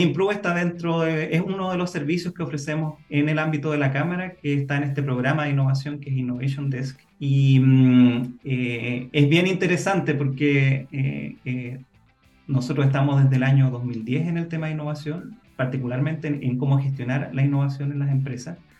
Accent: Chile; nosotros como chilenos estamos en un país que bastante aislado

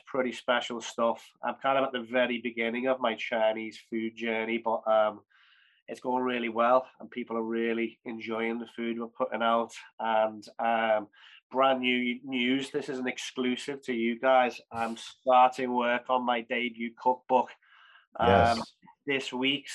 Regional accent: Liverpool, North West England, United Kingdom; Liverpool's my hometown, my passion, my city

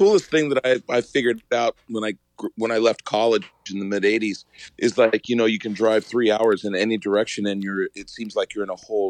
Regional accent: Lakewood, Washington, United States; also born or lived in Anchorage, Alaska; In 68, we moved down here from Anchorage, and I was all of 6.5, 7 years old and have pretty much grown up south of Tacoma in a little community called Lakewood.

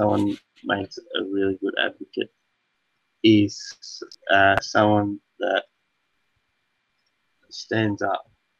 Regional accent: Seymour, Victoria, Australia; I'm from Seymour. I've been here for a lot. A small little town.

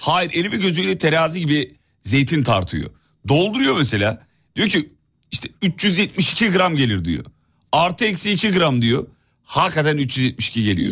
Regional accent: İzmit, Kocaeli, Turkey; ben bir İzmitli olarak

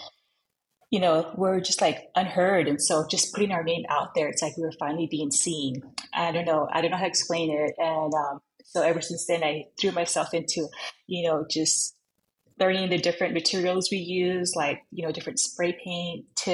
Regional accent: Long Beach, California, United States; also born or lived in Los Angeles, California; So I was born at USC Hospital, the county hospital in LA, but I grew up in Long Beach my whole life

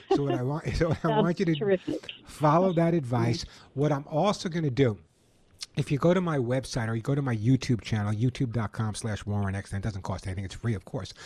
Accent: New York, United States; now in California, United States; being a New Yorker, I know you never know from my accent

